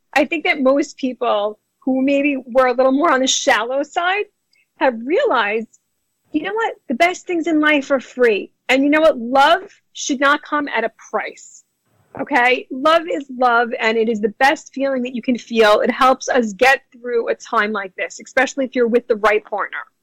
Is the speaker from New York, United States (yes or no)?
yes; New York City, New York, United States; also born or lived in New Jersey; I am a native New Yorker, born and bred in Brooklyn, New York.